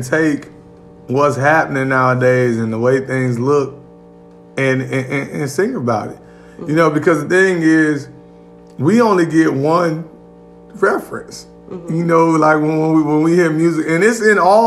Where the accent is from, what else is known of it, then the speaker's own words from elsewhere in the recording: Gary, Indiana, United States; Gary, Indiana, in the building, my hometown